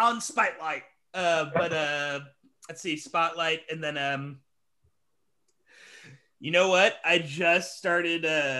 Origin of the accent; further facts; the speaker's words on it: Houston, Texas, United States; I'm from Houston, right?